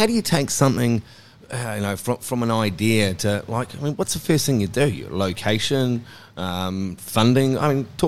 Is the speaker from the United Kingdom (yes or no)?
no; New Zealand; now in Manly, Australia; I'm from country New Zealand